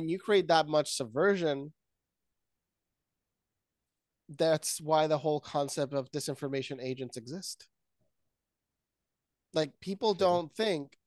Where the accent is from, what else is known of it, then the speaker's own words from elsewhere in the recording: Puerto Rico; moved away; I come from Puerto Rico